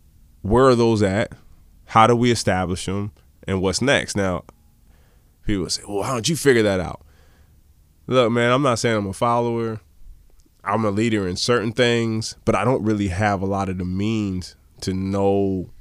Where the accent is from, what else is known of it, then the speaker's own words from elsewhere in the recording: Baltimore, Maryland, United States; also born or lived in Hawaii; now in San Diego, United States; I'm originally from Maryland, Baltimore.